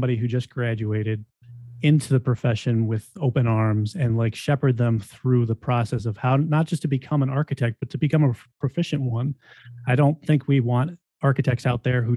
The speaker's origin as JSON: {"language": "English", "town": "Buffalo", "region": "New York", "country": "United States", "tie": "born or raised there", "also_born_or_lived": "Syracuse, New York", "said": "came back to my hometown of Buffalo, New York, and have basically been living and working here ever"}